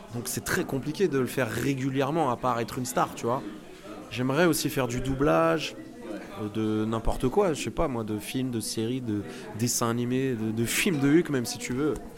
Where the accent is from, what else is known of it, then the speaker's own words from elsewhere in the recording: Autun, Bourgogne-Franche-Comté, France; now in Paris, France; je suis né à Autun, dans le 7-1, en Bourgogne, le pays du vin blanc